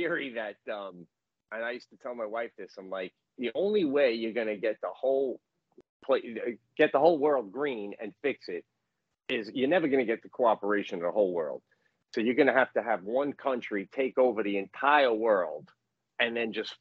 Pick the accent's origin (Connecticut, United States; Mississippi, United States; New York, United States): New York, United States; as a New Yorker